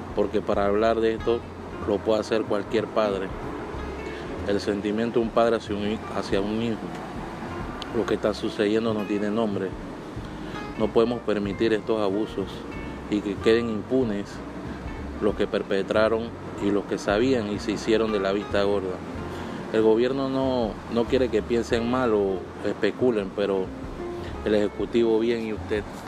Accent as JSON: {"language": "Spanish", "country": "Panama", "said": "mi país"}